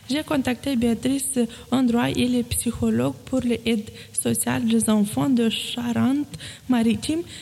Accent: Romania; moved away as an adult; now in France; Je viens de Roumanie

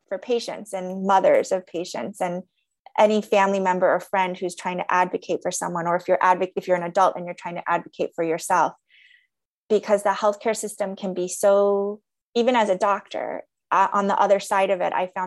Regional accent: United States; I'm Korean American

